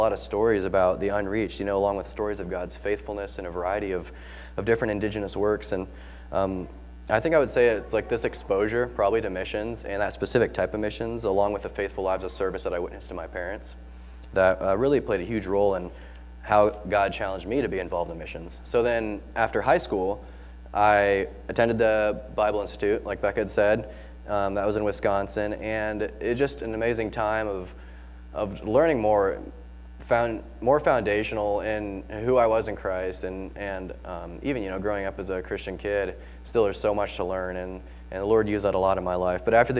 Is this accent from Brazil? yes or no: yes; West Brazil, Brazil; So I'm …. I grew up actually in Brazil. So as a missionary kid, my parents are missionaries down there.